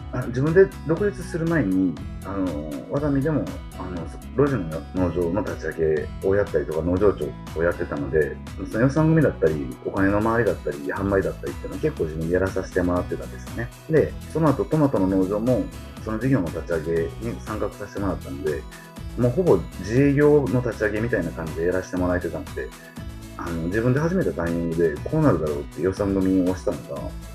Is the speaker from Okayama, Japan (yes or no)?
no; Osaka, Japan; moved away as an adult; also born or lived in Gunma; now in Awaji Island, Japan; うちの実家は大阪で